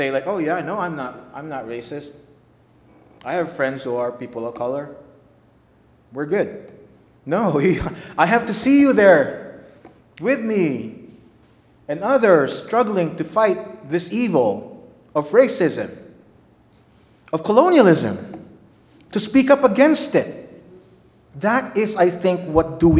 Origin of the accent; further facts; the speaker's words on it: Philippines; moved away as an adult; now in United States; I'm from the Philippines